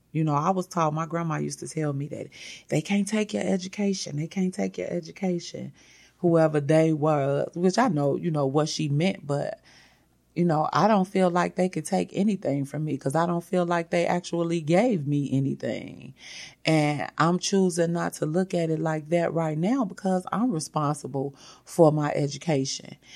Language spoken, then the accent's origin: English; United States; I was born in America